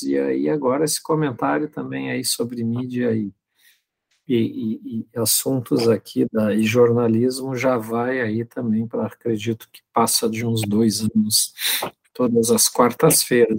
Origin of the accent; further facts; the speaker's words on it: Pelotas, Rio Grande do Sul, Brazil; moved away as an adult; also born or lived in Frederico Westphalen; eu sou natural de Pelotas, mas eu estava há muito tempo fora de Pelotas, há quase 20 anos longe de Pelotas.